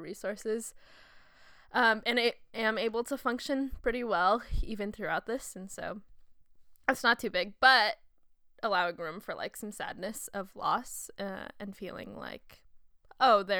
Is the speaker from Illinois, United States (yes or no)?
no; Southern Oregon, United States; born or raised there